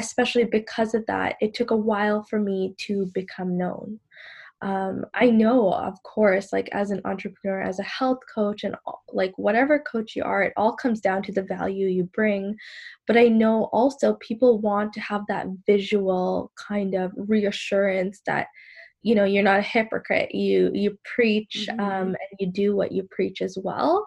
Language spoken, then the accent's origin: English; Sri Lanka; I'm from Sri Lanka, but I am Muslim and I do wear the hijab